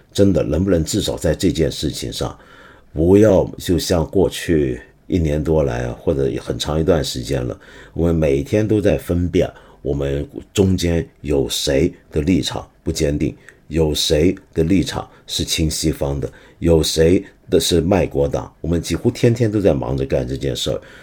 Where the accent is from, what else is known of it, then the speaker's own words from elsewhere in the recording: Hong Kong; first language Cantonese; Chinese is a second language; also born or lived in Guangdong; 我作为一个香港人，作为一个广东人啊，那么母语是粤语